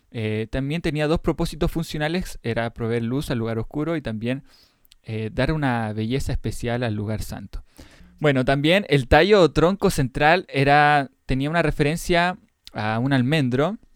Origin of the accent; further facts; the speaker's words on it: Mexico; soy de México y me preguntaba, ¿de qué está construido el candelabro? Un saludo grande desde Cancún, Quintana Roo.